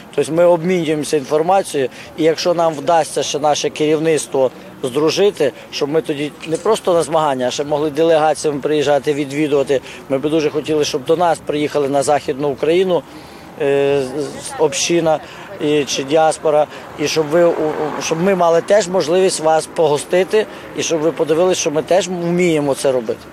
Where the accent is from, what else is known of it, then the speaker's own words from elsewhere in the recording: Ukraine; ми з України